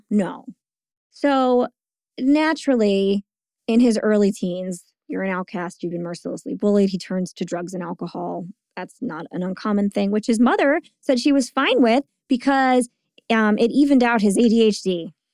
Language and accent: English; Bordentown, New Jersey, United States; my hometown